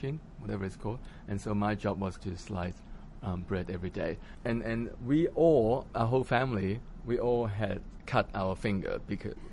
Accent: Hong Kong; moved away; also born or lived in Australia; I was born in Hong Kong. I was born in a suburb called Ngau Tau Kok in the Kowloon side. It's a housing project. So 7 of us in the family, we all lived in this 200 square feet flat in Hong Kong growing up

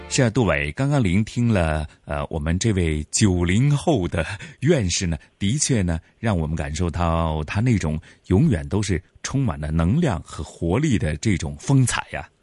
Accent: Hong Kong; 我们广东话、香港人所讲的

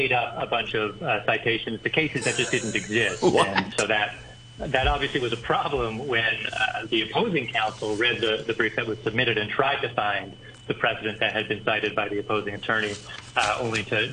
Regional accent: Nova Scotia, Canada; now in Hong Kong; I am from Nova Scotia.

